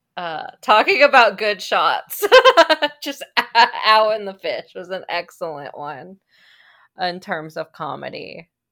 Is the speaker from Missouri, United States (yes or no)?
yes; Kansas City, Missouri, United States; We're from Kansas City